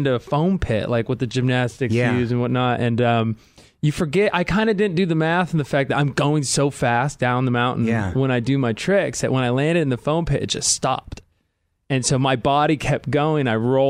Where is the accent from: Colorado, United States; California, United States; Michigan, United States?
California, United States; San Diego; also born or lived in Carlsbad; I'm from like San Diego area. Like what part of San Diego? Carmel Valley.